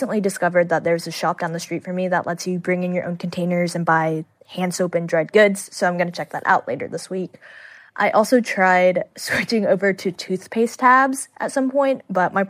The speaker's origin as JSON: {"language": "English", "town": "Houston", "region": "Texas", "country": "United States", "tie": "born or raised there", "said": "The group is based in my hometown, Houston, Texas."}